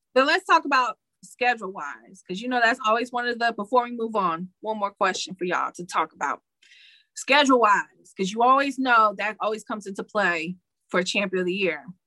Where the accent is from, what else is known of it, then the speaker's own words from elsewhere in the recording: Detroit, Michigan, United States; I'm from Detroit